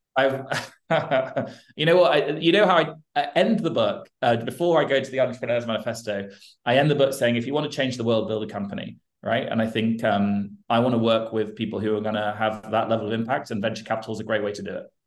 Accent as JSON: {"language": "English", "country": "United Kingdom", "said": "I'm British and I spend a lot of time in Europe and the US"}